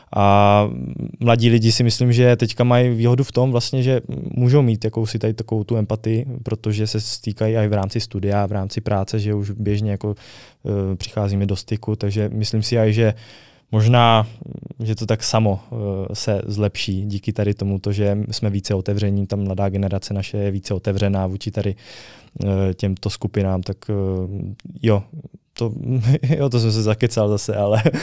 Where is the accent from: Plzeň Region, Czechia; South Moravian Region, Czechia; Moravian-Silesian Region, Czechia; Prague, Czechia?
South Moravian Region, Czechia; Brno; u nás v Brně